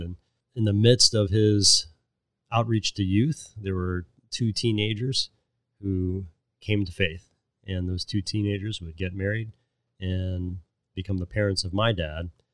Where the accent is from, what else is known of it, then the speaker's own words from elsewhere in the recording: Cincinnati, Ohio, United States; also born or lived in Pittsburgh; I was born in Pittsburgh and then would grow up in Cincinnati